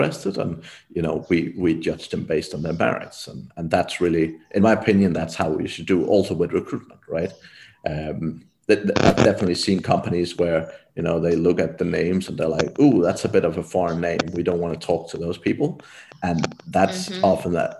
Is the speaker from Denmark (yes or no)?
yes; Denmark; moved away; I'm from Denmark originally myself